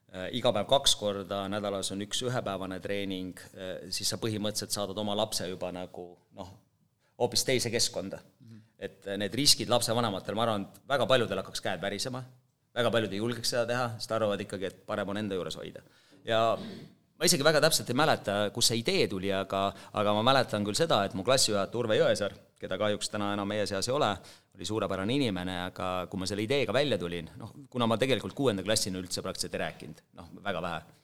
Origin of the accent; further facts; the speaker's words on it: Holsta, Võru County, Estonia; moved away; also born or lived in Otepää; ma olen Võrumaalt Vastseliina vallast, Holsta külast